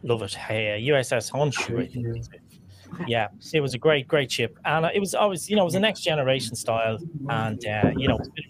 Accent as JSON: {"language": "English", "country": "Ireland", "said": "as an Irish person"}